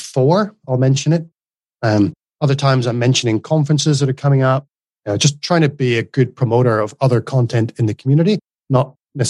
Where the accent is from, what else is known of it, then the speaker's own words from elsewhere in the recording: Northern Ireland, United Kingdom; moved away as an adult; now in Australia; So in Northern Ireland, it would be very flat vowel, one syllable, …. … And when I moved to Australia, there's definitely two syllables in there.